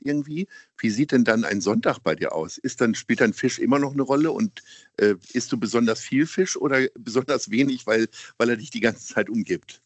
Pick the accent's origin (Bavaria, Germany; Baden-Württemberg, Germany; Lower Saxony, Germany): Lower Saxony, Germany; Hanover; now in Hamburg, Germany; Ich komme ja selber aus Hannover